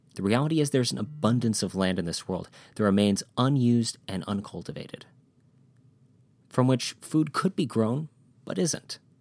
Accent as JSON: {"language": "English", "region": "Wisconsin", "country": "United States", "said": "I'm from Wisconsin"}